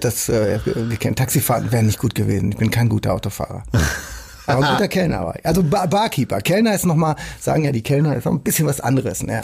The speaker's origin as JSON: {"language": "German", "town": "Rheda-Wiedenbrück", "region": "North Rhine-Westphalia", "country": "Germany", "tie": "born or raised there", "moved": "yes", "lives_now": "Hamburg, Germany", "said": "Heimat der Vergangenheit, des Aufwachsens und so. Das ist natürlich auch irgendwo dann, was immer das auch bedeutet, Nordrhein-Westfalen, aber auf jeden Fall Reda-Wienbrück"}